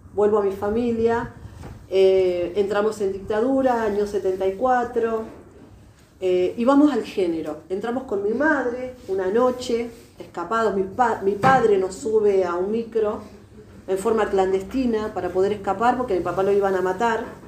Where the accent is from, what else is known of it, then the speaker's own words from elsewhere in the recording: Argentina; also born or lived in Uruguay; nosotros crecimos acá en la Argentina